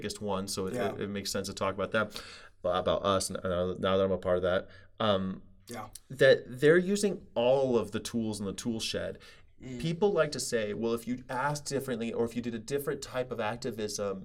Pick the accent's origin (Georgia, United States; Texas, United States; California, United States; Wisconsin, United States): California, United States; I'm from California